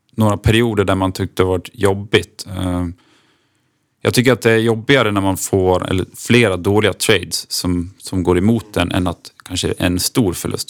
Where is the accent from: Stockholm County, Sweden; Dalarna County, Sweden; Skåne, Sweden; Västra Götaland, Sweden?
Dalarna County, Sweden; accent: Dalarna dialect; moved away as an adult; now in Örebro, Sweden; Jag är en 29-årig dalmas som förhoppningsvis hörs, tror jag, på min dialekt